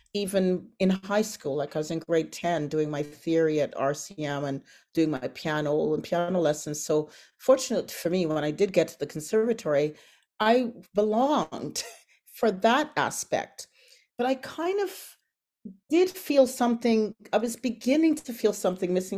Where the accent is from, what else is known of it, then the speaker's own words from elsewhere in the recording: Toronto, Ontario, Canada; also born or lived in Antigua; I was flying from Antigua to Canada at the age of three.